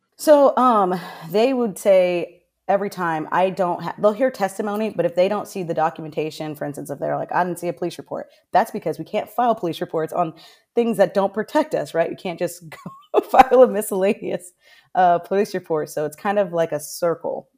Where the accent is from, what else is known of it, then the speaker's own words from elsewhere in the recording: Orlando, Florida, United States; moved away as an adult; now in Pasco County, United States; I'm originally from Orlando